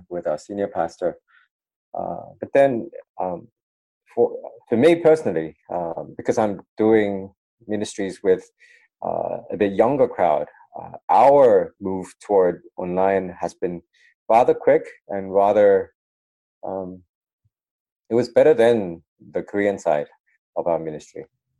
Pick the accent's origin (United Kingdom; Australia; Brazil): Australia; Sydney, New South Wales; moved away as an adult; also born or lived in United States; now in Melbourne, Australia; I grew up in Sydney.